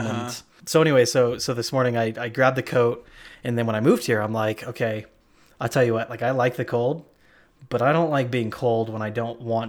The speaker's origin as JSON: {"language": "English", "region": "Idaho", "country": "United States", "said": "are you from Idaho? I'm like, yes, I am. Definitely."}